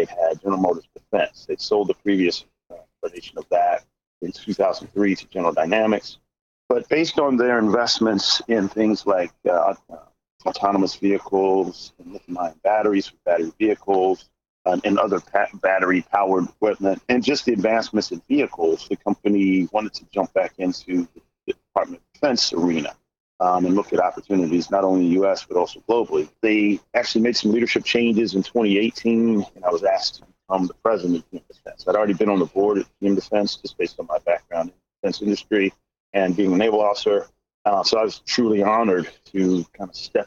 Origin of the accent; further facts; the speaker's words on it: Philadelphia, Pennsylvania, United States; also born or lived in Denver, Colorado / Aurora, Colorado; I'm from originally from Philadelphia, but we moved out to Denver and Aurora, Colorado for about 6 years as a kid